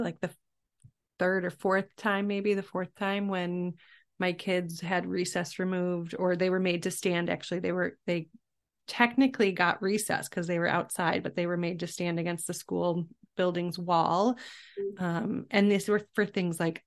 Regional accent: Chicago, Illinois, United States; I grew up in the Chicago area

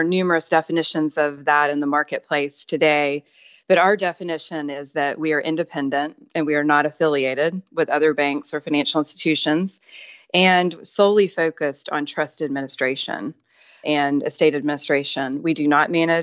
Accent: Tennessee, United States; moved away as an adult; also born or lived in Atlanta / Virginia / New York / Washington, D.C.; I'd grown up in Tennessee

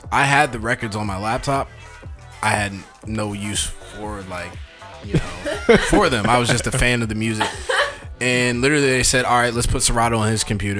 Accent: Maryland, United States; also born or lived in Washington, District of Columbia, United States; Born in DC, raised in Maryland.

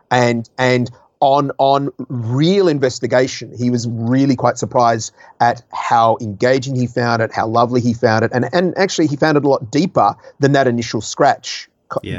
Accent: Australia; also born or lived in Guildford, England; I've actually got both passports. So I, I, I have spent my entire life from the age of two months old in Australia

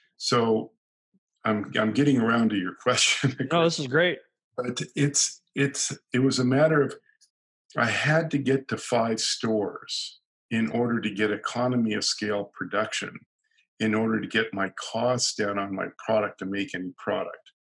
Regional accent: San Diego, California, United States; now in Canada; I was originally from California, San Diego, and living in Canada.

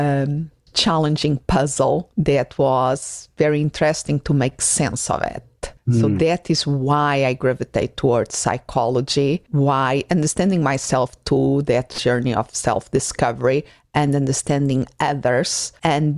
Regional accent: Portugal; moved away as an adult; also born or lived in Spain / Sunderland, England; now in Arizona, United States; I grown up in Portugal that is a very peaceful and friendly country

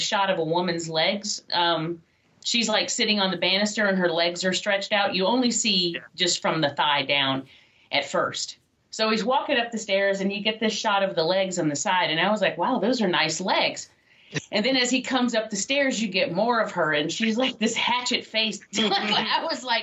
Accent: Atlanta, Georgia, United States; born or raised there

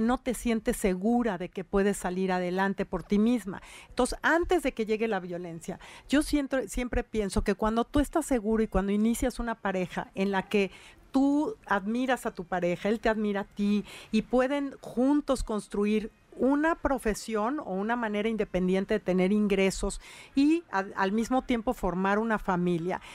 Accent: Puebla, Mexico; como mujer y como servidora pública y como poblana

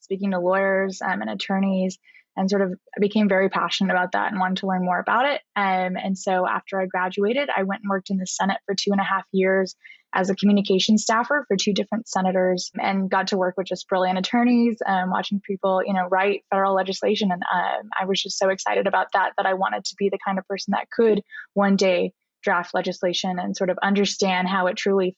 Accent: Tucson, Arizona, United States; moved away as an adult; I'm from Tucson, Arizona

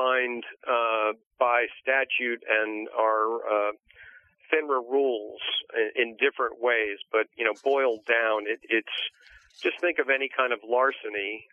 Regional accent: Maplewood, New Jersey, United States; I've always been a Jersey guy. I grew up in Maplewood

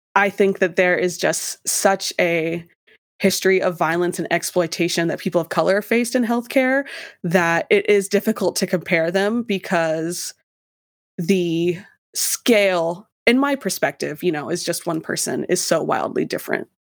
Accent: Idaho, United States; moved away; I was from Idaho

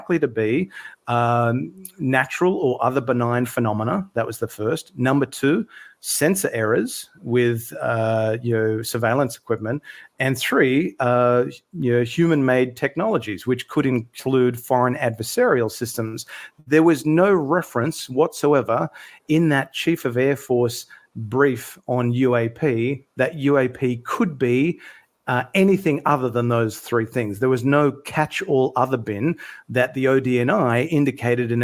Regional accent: Sydney, New South Wales, Australia; now in Melbourne, Australia; I'm originally from Sydney, live in Melbourne now in Australia

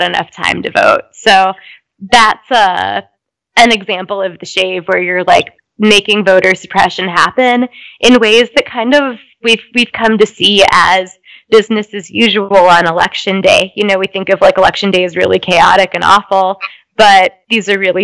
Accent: Minneapolis, Minnesota, United States; I grew up in Minnesota

